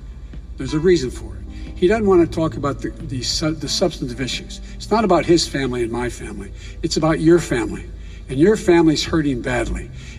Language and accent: English; Scranton, Pennsylvania, United States; moved away; also born or lived in Claymont, Delaware; middle-class families like I grew up in Scranton and Claymont.